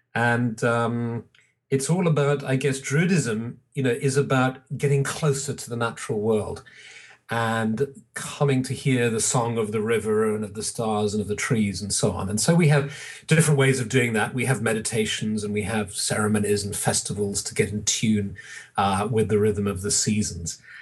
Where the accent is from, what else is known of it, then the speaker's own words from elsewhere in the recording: England, United Kingdom; I'm English